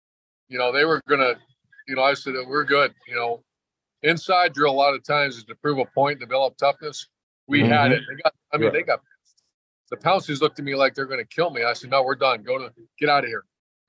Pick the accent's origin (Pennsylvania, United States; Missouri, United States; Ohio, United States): Ohio, United States; Toledo; also born or lived in Cincinnati / Cleveland; I'm from Toledo. I'm actually from Toledo and Cincinnati and Cleveland.